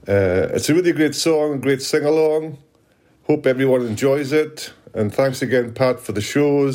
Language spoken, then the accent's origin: English; England, United Kingdom; also born or lived in Berwick-upon-Tweed, North East England; being English